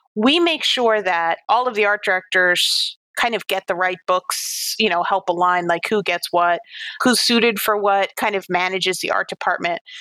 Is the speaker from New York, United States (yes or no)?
yes; New York City, New York, United States; I grew up on Staten Island in New York